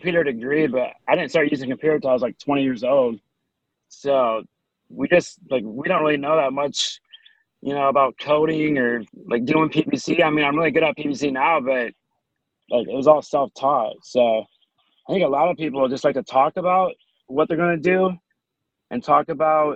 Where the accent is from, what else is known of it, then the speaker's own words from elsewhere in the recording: Midwest, United States; We grew up in the Midwest. Like, I grew up on a farm.